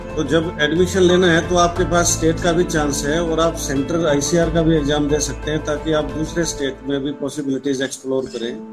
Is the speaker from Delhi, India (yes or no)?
no; Haryana, India; मैं हरियाणा से बिलोंग करता हूँ